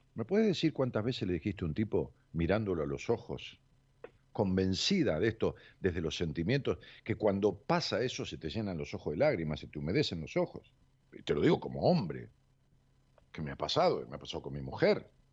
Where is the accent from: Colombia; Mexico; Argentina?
Argentina; La Matanza, Buenos Aires Province; del municipio donde yo nací, que es un municipio tan grande como Rosario, que es el municipio de La Matanza